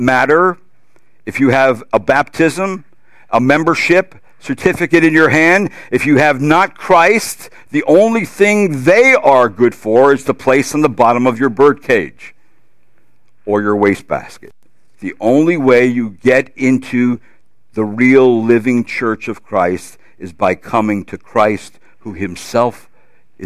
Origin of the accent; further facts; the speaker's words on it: New Jersey, United States; I'm from New Jersey.